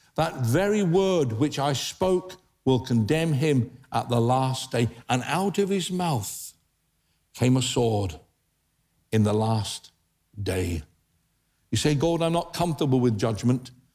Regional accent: England, United Kingdom; being British, I thought, oh dear, we, we don't do that in England

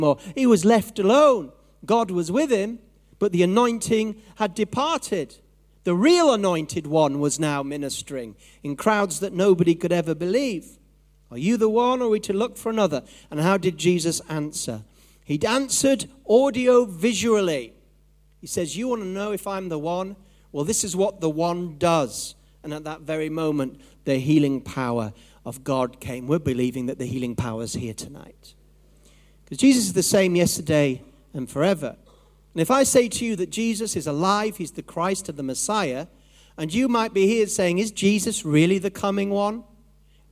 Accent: Yorkshire and the Humber, United Kingdom; I'm from Yorkshire, so I can say this about my own people

